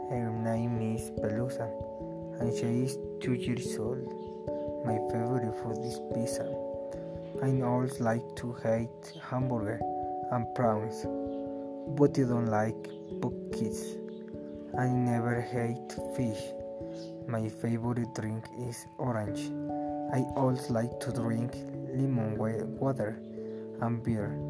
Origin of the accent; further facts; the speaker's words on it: Mexico; English is a second language; also born or lived in Zumpango; I come from Mexico. I live in Zumpango. I am 19 years old.